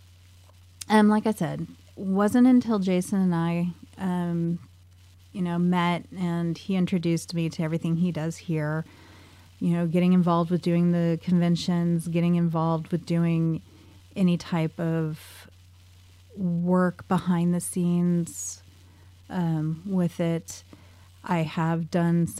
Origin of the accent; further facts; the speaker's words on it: Sacramento, California, United States; my hometown, Sacramento